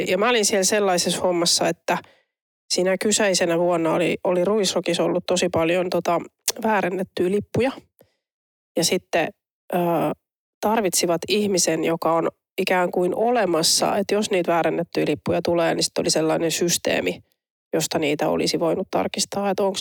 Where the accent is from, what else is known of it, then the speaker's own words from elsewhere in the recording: Turku, Southwest Finland, Finland; kun mä oon Turusta kotoisin